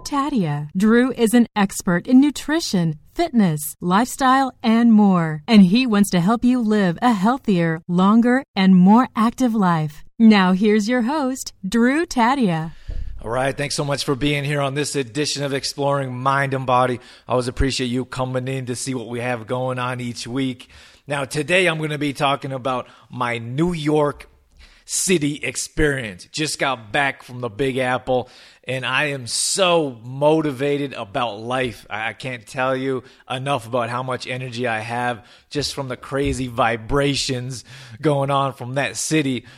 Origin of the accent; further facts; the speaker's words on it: Calgary, Alberta, Canada; also born or lived in Australia / Germany / Los Angeles; I was born and raised in Calgary, Alberta